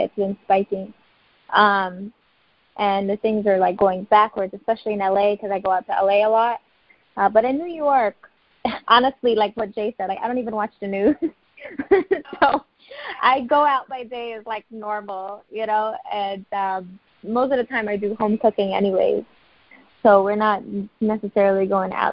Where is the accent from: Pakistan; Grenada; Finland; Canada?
Grenada; now in United States; I'm originally from Grenada. My parents are from Guyana